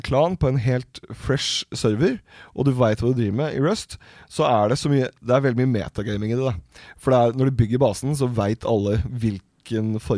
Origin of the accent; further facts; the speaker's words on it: Oslo, Norway; Nei, jeg er fra Nordstrand, jeg er utafor Oslo.